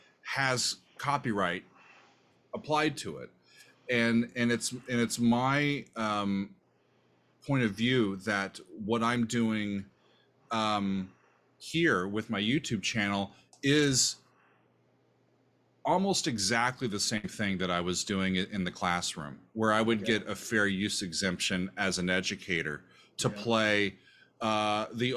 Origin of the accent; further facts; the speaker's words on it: Omaha, Nebraska, United States; moved away as an adult; also born or lived in Kansas; now in New Jersey, United States; I consider Omaha my hometown